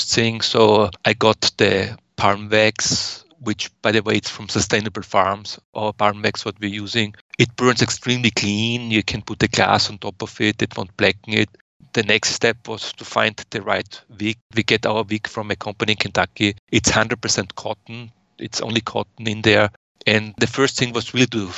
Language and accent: English; Austria; moved away as an adult; now in United States; I was born in Austria and I lived for over 30 years in Austria before I came over to the US.